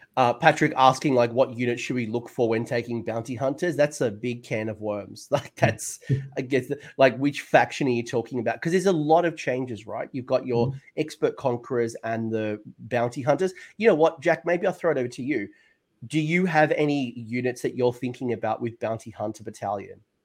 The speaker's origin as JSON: {"language": "English", "country": "Australia", "said": "that's me being too Australian"}